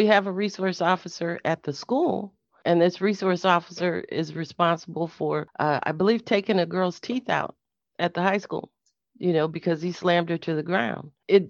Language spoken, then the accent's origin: English; Carbondale, Illinois, United States; I'm born and raised in Carbondale.